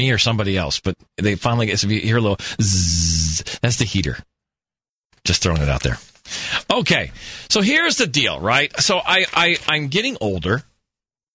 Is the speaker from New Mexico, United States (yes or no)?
yes; New Mexico, United States; now in Phoenix, United States; I hail from New Mexico